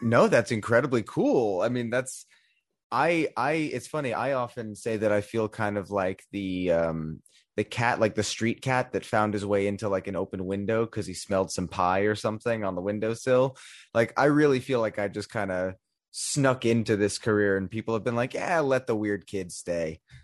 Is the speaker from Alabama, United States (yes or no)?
no; New York, United States; growing up in New York